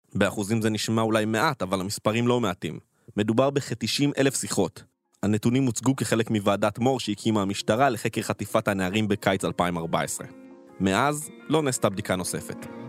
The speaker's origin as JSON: {"language": "Hebrew", "town": "Nahal Oz", "region": "Southern District", "country": "Israel", "tie": "born or raised there", "said": "בקיבוץ נחל עוז, בו נולדתי וגדלתי"}